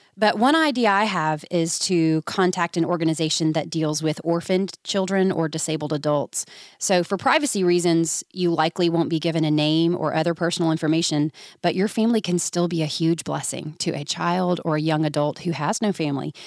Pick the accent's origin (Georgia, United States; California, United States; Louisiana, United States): Georgia, United States; I'm from Georgia